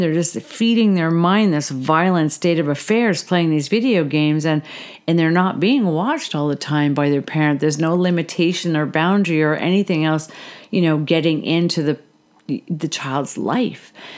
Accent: Canada; I'm a Canadian, so I definitely look into Canadian politics

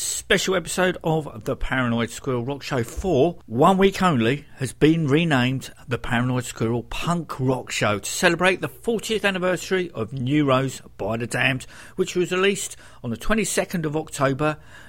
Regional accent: Croydon, London, United Kingdom; also born or lived in Beckenham; I spent about 22 years living and growing up in Croydon from the age of 3 until I got married in 1991 and moved a mile over the border into Beckenham.

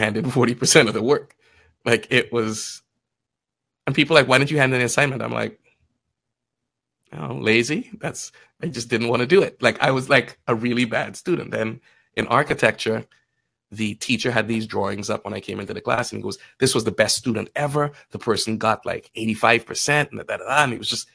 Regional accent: Trinidad & Tobago; moved away as an adult; also born or lived in Guyana; now in Canada; Lived in Trinidad between 9 and 18. And that's where I really consider myself Trini, because I'm like, that's where my memories are. That's where I grew up

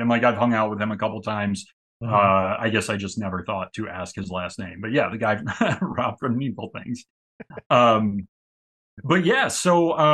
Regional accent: Michigan, United States; I'm a good old Michigan boy at heart.

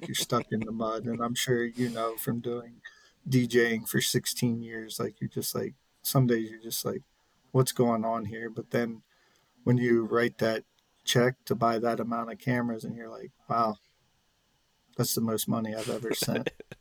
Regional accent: Spring Grove, Pennsylvania, United States; I'm originally from a small town in southern York County called Spring Grove, Pennsylvania. When I grew up there, it was, I believe, around 1,800 people.

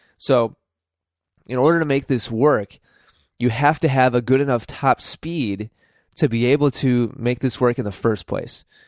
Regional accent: United States

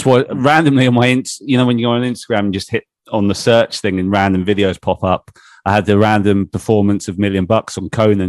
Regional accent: England, United Kingdom; being English like myself

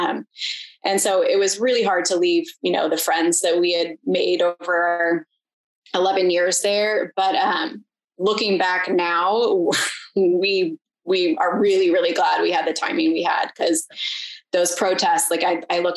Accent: Issaquah, Washington, United States; moved away as an adult; also born or lived in Seattle / Bay Area; now in Bend, United States; I grew up in a town called Issaquah, which is like the last major town

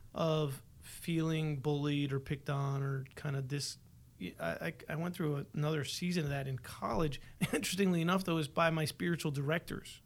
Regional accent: Buffalo, New York, United States; Born and raised in Buffalo.

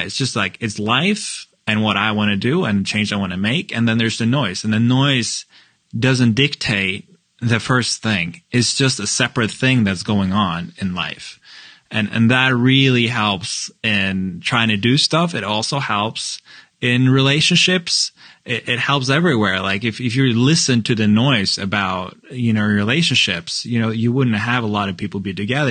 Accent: Norway; now in Chicago, United States; I'm from Norway and we're white

